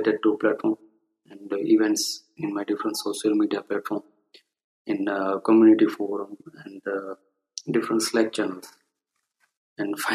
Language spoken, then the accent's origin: English; India; I'm from India